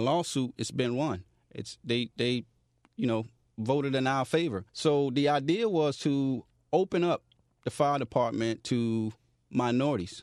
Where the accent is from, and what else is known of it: Miami, Florida, United States; born or raised there